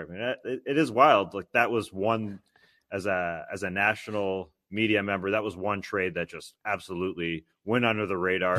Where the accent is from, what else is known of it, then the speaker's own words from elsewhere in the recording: Canada; as a Canadian